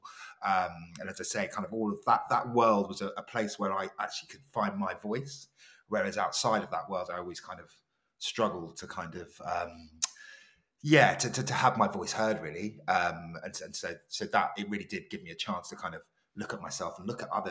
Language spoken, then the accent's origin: English; London, United Kingdom; I grew up in London, grew up with a Ghanaian family